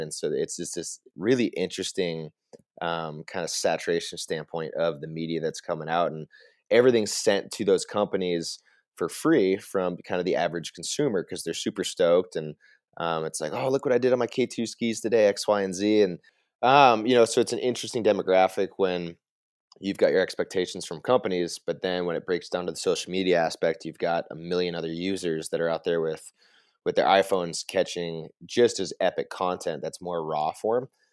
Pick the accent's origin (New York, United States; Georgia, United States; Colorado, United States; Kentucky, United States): Colorado, United States; Vail; moved away as an adult; now in Whitefish, United States; born and raised in Vail, Colorado